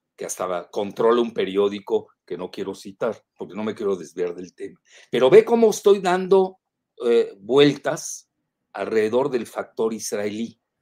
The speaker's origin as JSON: {"language": "Spanish", "region": "Yucatán", "country": "Mexico", "said": "los yucatecos"}